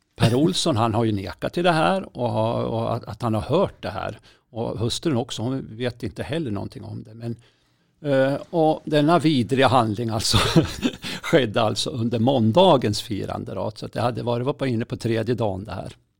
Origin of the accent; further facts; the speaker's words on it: Berg, Jämtland, Sweden; det är ju från Berg. Det är ju liksom mina hemtrakter